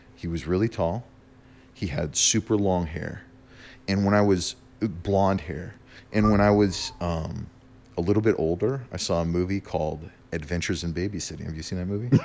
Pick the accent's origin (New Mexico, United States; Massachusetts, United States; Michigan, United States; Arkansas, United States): New Mexico, United States; also born or lived in Germany; Yeah, I grew up in New Mexico. I lived in New Mexico for, like, most of my life.